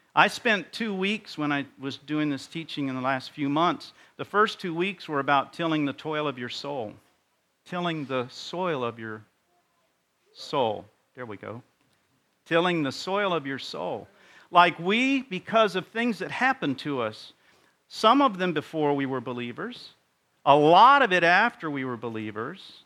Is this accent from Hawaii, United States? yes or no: yes; Hawaii, United States; moved away; I grew up in Hawaii